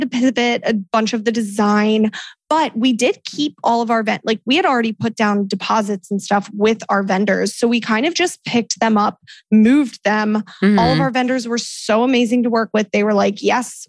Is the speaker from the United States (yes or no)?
yes; Salisbury, Maryland, United States; I'm from Salisbury, Maryland, which is a super random little town out on the way, Eastern Shore